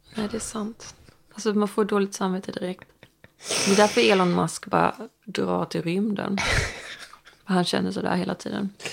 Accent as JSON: {"language": "Swedish", "town": "Stockholm", "region": "Stockholm County", "country": "Sweden", "tie": "born or raised there", "moved": "yes"}